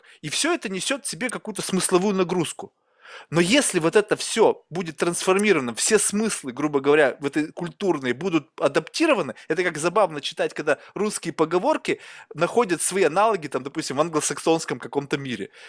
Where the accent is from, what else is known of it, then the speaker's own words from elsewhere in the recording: Russia; now in United States; я же родился в России